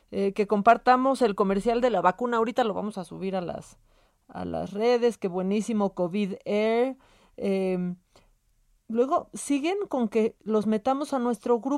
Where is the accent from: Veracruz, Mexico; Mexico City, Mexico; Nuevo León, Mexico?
Nuevo León, Mexico; Monterrey; pero bueno … de Monterrey, Nuevo León.